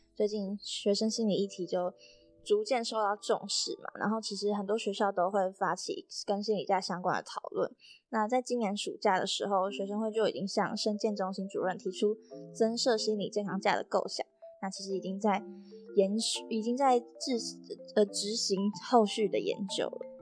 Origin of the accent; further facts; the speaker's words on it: Taichung, Taiwan; moved away as an adult; now in Taipei, Taiwan; 我是台中的北屯区，北屯区就是 在，在靠近山区，其实有点山，然后我是住在大坑跟新社的交界，就是简单来说，我就是山里长大的孩子，然后在山里待了十八年之后，然后长大又，又住在山里